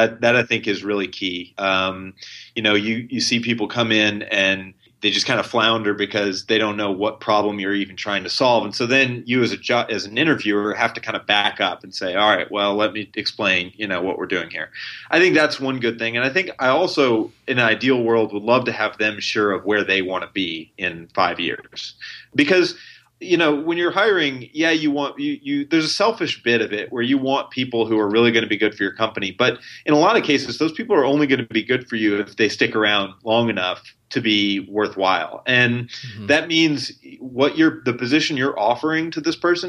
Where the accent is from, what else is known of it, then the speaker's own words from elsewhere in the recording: Tennessee, United States; now in Chicago, United States; I'm from Tennessee and I'm in Chicago now